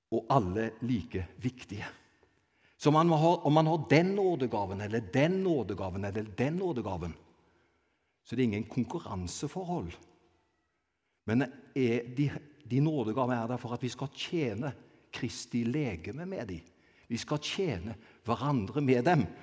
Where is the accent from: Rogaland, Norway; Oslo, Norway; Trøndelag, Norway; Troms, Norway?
Rogaland, Norway; Avaldsnes; jeg er egentlig fra Avaldsnes, født og oppvokst på Avaldsnes